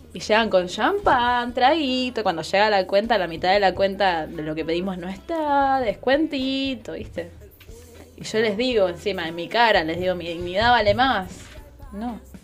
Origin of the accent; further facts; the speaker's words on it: Ciudad Bolívar, Bolívar, Venezuela; moved away; mi ciudad natal, de la capital de mi provincia